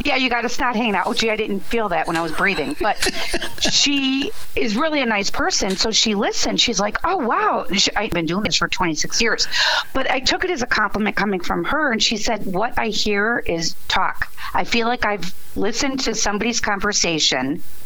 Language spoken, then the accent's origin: English; Chicago, Illinois, United States; I grew up in a nice little Polish neighborhood. Everybody knew everybody. Yes. Well, Catholic, you know, Catholic girl from the Southwest side